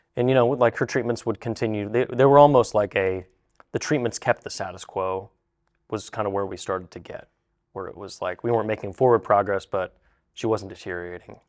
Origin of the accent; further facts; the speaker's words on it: Zanesville, Ohio, United States; We're from Zanesville, Ohio